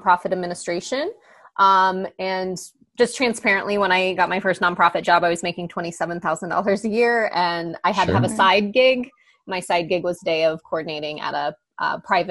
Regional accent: Missouri, United States; moved away as an adult; also born or lived in Kansas City, Missouri / Hawaii; I'm from a really tiny town, a couple of hours outside of Kansas City, and then I went to college there as well

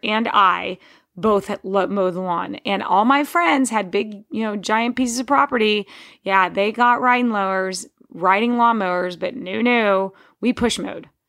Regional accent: Texas, United States; I grew up in Texas mowing just under an acre of land

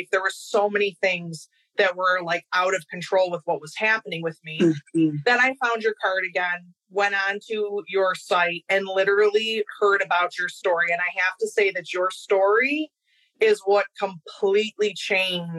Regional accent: Rochester, New York, United States; I am from Rochester, New York

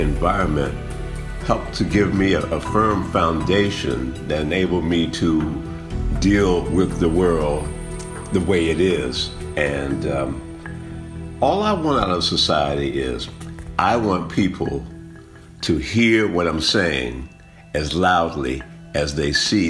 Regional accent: Washington, District of Columbia, United States; a black man born and raised in Washington, D.C. I think that the fact that I grew up in a predominantly black environment

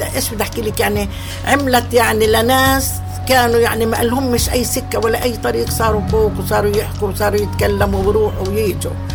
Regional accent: Palestine; بنلبس ثيابنا اللي كانوا اي اهالينا ايام زمان يلبسوهن في البلاد

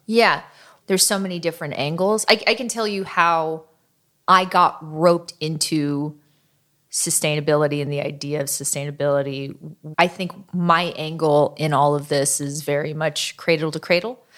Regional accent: Oakland, California, United States; my hometown

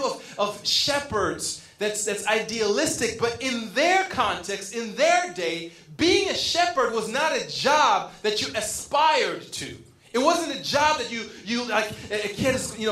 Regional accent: Berrien Springs, Michigan, United States; now in Riverside, United States; I grew up in Berrien Springs, Michigan

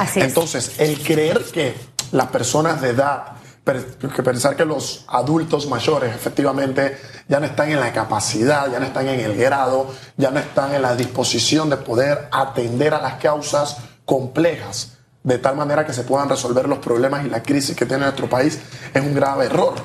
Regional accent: Colón, Panama; Vámonos a Colón, de donde yo soy

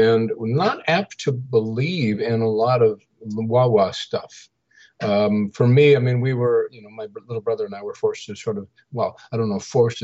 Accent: Saskatchewan, Canada; I grew up in the Central Plains of Canada in Saskatchewan, about 2 hours north of the Montana North Dakota borders

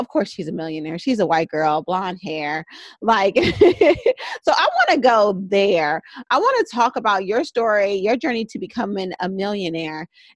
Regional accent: Oakland, California, United States; I grew up in West Oakland

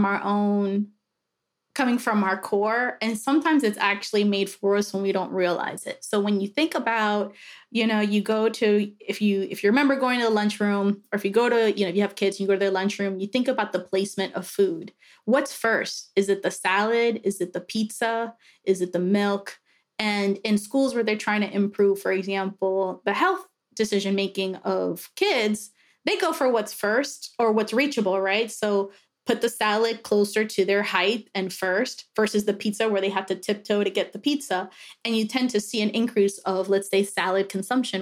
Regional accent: New York City, New York, United States; moved away as an adult; also born or lived in Dominican Republic / Miami; now in Pittsburgh, United States; I'm originally from New York City, actually Dominican Republic. My mom flew to Miami so I could be a natural born citizen and then flew back to Dominican Republic before we moved to New York

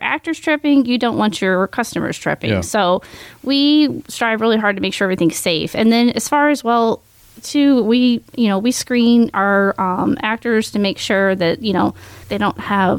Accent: Missouri, United States; now in Washington County, United States; We're transplants from Jefferson County to Washington County.

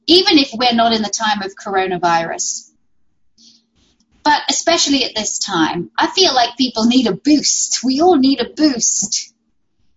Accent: United Kingdom; moved away; my home country, which I miss so dearly

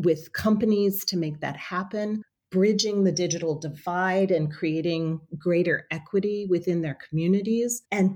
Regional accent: New Orleans, Louisiana, United States; When I was a child, I grew up in New Orleans

